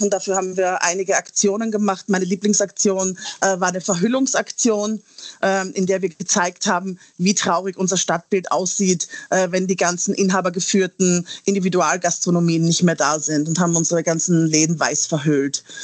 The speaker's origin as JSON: {"language": "German", "country": "Austria", "moved": "yes", "said": "Ich komme ja ursprünglich aus Österreich und habe dort tatsächlich meinen ersten Gastrojob gehabt"}